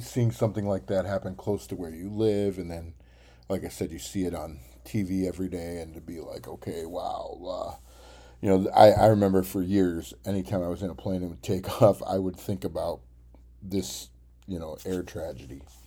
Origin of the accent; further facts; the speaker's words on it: Tennessee, United States; I was from Tennessee